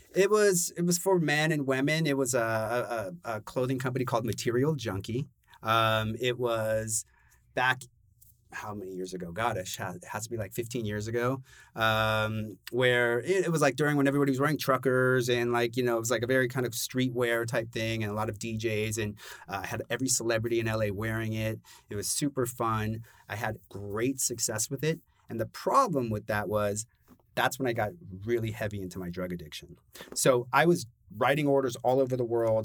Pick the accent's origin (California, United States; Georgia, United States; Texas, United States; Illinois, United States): California, United States; Los Angeles; moved away as an adult; also born or lived in Brooklyn, New York; now in New York, United States; born and raised in Los Angeles